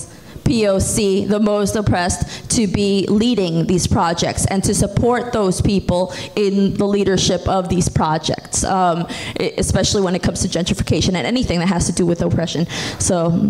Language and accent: English; New York City, New York, United States; all of us are Brooklyn natives, like we're from Brooklyn, like we grew up in Brooklyn